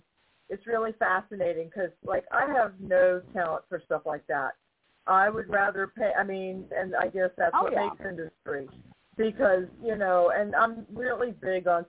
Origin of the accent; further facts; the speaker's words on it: New York, United States; I'm from New York. I'm from a big city